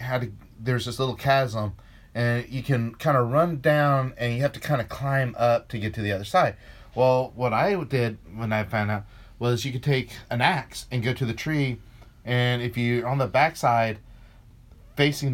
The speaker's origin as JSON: {"language": "English", "region": "the South", "country": "United States", "said": "I'm from the South"}